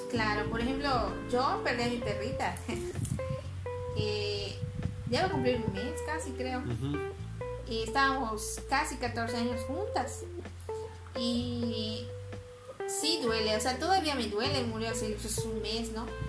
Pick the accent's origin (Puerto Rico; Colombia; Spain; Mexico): Mexico; somos mexicanos